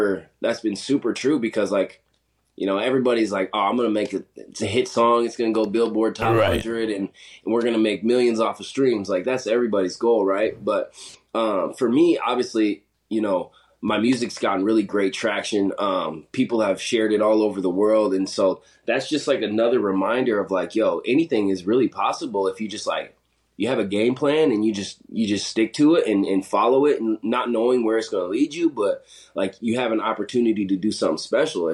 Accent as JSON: {"language": "English", "region": "South Dakota", "country": "United States", "tie": "born or raised there", "also_born_or_lived": "Montana", "said": "So I grew up in South Dakota. went to high school out there."}